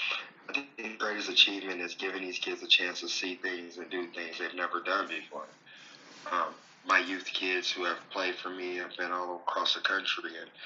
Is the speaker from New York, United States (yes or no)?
no; Oakland, California, United States; moved away as an adult; also born or lived in Richmond, California / Billings, Montana; I grew up in Oakland, California, Richmond, California. I went to, elementary and middle school in Oakland, and then I went to high school at Richmond High. And then I went to Humboldt State University up in Northern California.